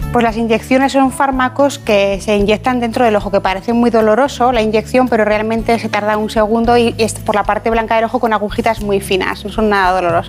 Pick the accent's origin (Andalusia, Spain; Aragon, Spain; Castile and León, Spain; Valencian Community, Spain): Aragon, Spain; Ejea de los Caballeros; also born or lived in Zaragoza; yo nací en Zaragoza, pero soy de un pueblo que se llama Ejea de los Caballeros